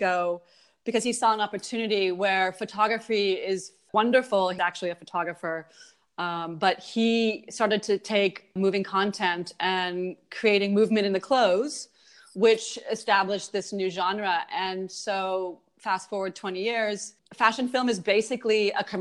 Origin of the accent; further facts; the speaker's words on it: California, United States; moved away as an adult; now in Berlin, Germany; I'm actually from California